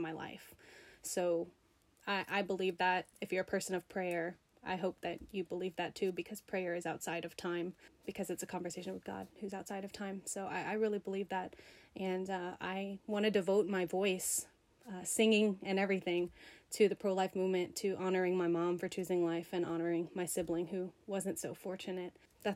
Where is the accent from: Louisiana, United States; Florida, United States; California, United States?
Louisiana, United States; South; I'm from South Louisiana